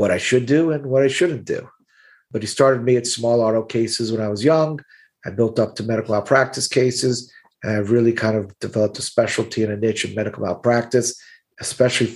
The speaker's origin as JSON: {"language": "English", "town": "Miami", "region": "Florida", "country": "United States", "tie": "born or raised there", "accent": "Brooklyn", "said": "I'm born and raised in Miami. I went away to college, but I knew I wanted to live and practice in Miami."}